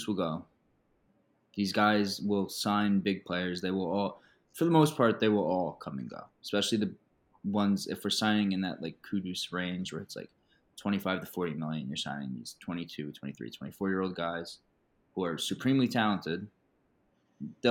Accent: United States; as an American

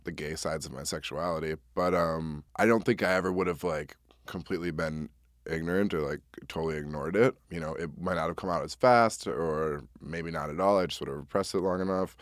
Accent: Wisconsin, United States; I'm also from Wisconsin

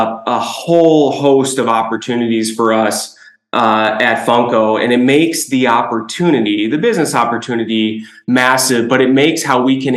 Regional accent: Chicago, Illinois, United States; I'm born and raised in Chicago, a kid in the 90s

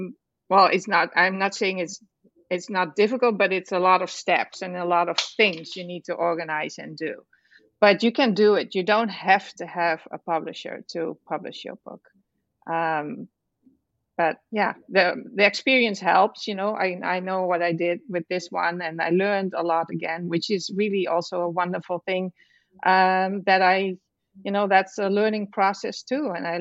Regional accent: Netherlands; moved away as an adult; now in United States; Well, I am originally from the Netherlands, which is a country in Europe. Have you heard about that?

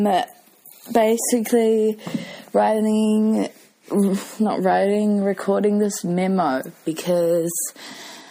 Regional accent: New Zealand; also born or lived in United Kingdom; I'm from New Zealand, as you can probably gather. I lived in the UK for a year and 9 months

